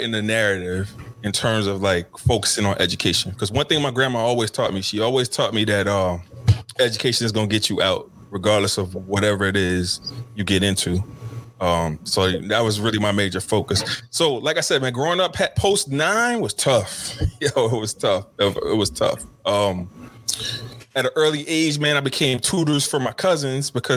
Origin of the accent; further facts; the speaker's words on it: Covington, Louisiana, United States; I was born and raised in Covington, Louisiana, about 24 miles from New Orleans